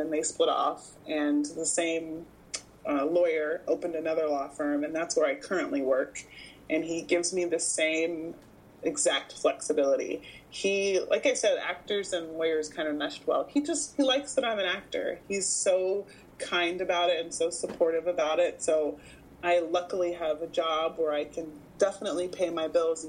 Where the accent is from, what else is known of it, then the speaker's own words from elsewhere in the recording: Houston, Texas, United States; now in Los Angeles, United States; I grew up in Houston